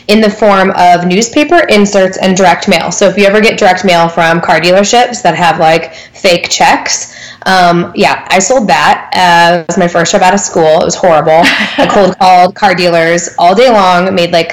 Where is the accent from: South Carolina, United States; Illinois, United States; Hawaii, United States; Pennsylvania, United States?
Illinois, United States; Galesburg; moved away as an adult; also born or lived in Greencastle, Indiana; now in Indianapolis, United States; So I grew up in Galesburg, Illinois, which is a town of like 35,000 in West Central. So like almost by Iowa.